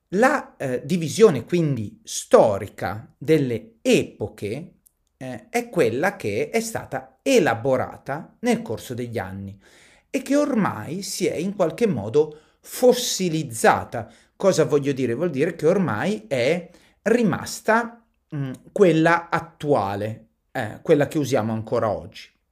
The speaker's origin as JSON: {"language": "Italian", "country": "Italy", "tie": "born or raised there", "said": "Noi siamo italiani, siamo nati in Italia, viviamo in Italia"}